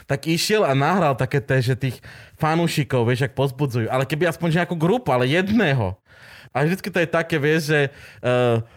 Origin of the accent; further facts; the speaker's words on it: Toporec, Prešov Region, Slovakia; moved away; keď som doma, no doma, takže už doma, v Toporci, od, kde už naši bývajú